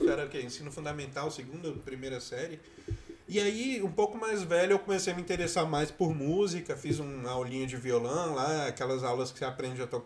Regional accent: Brasília, Federal District, Brazil; meu ápice de candango

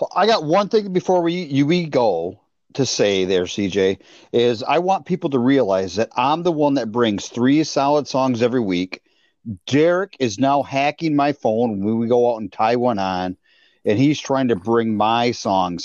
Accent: Bay City, Michigan, United States; my hometown

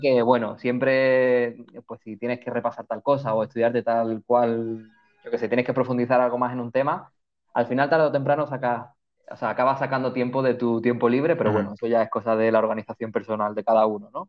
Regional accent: Málaga, Andalusia, Spain; moved away as an adult; Vivo en una isla y soy de Málaga, o sea que el olor a mm. mar me recuerda a la infancia, al colegio, al instituto, a la familia

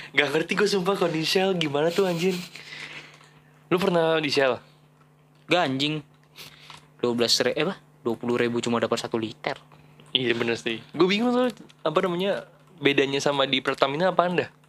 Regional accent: Jakarta, Indonesia; lu siapa anjing gua dari Jakarta lu mau bayarin tol gua tiga puluh lima

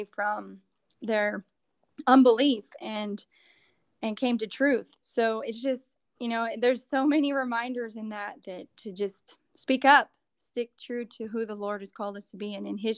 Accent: southeastern New Mexico, United States; I grew up in New Mexico, southeastern New Mexico

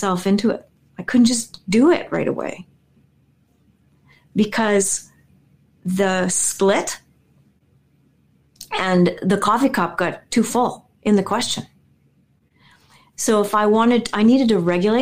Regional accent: Winnipeg, Manitoba, Canada; I'm this girl from Winnipeg

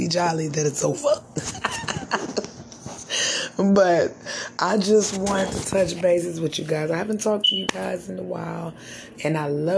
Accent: United States; I'm African American. Got a little Indian in me, but I'm African American

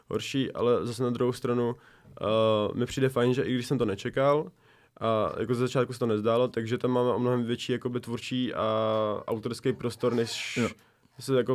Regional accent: Brno, South Moravian Region, Czechia; also born or lived in Zlín; jsme z Brna

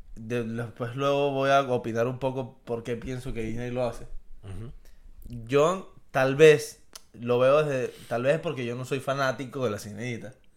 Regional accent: Venezuela; número uno somos latinos y número dos somos venezolanos

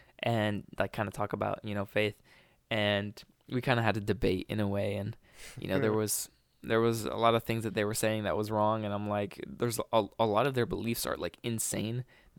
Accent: Provo, Utah, United States; Actually, I'm from Provo.

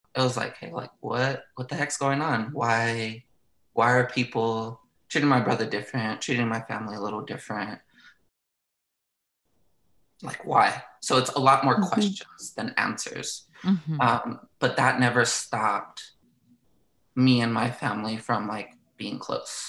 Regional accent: Southern California, United States; born and raised in Southern California, beautiful, sunny California.

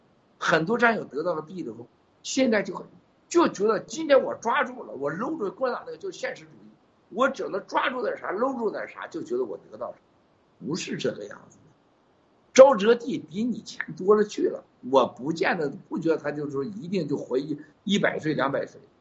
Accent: Taiwan; 西藏人现在回来要当西藏人，我们台湾人要当台湾人，大陆人能当大陆人呢？

